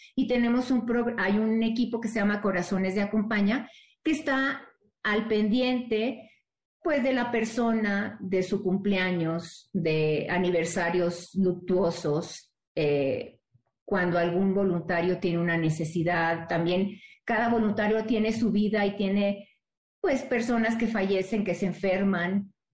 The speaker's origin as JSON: {"language": "Spanish", "town": "Monterrey", "region": "Nuevo León", "country": "Mexico", "said": "Yo soy de Monterrey"}